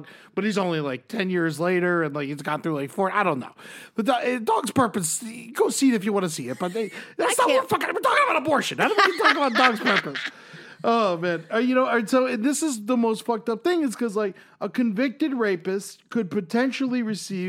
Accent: Florida, United States; I grew up in Florida

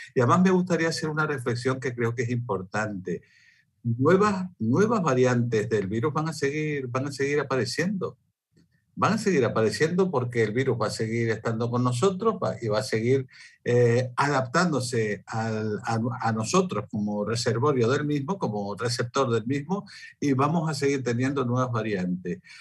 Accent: Spain; en mi país, en España

